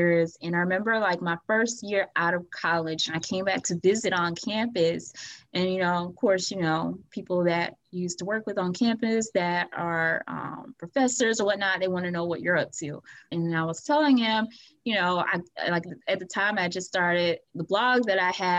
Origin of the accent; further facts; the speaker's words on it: Atmore, Alabama, United States; my hometown of Atmore, Alabama